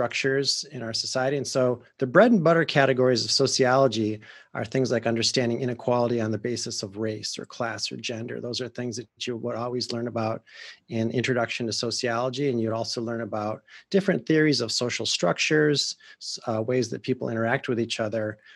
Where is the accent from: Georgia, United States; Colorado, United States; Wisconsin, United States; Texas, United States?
Wisconsin, United States; accent: Wisconsin; moved away as an adult; also born or lived in California; I'm a Midwesterner. I grew up in Wisconsin